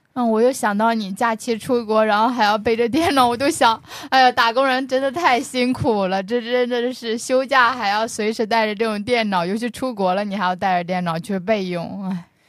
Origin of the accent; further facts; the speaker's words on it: northern China, China; 我作为北方人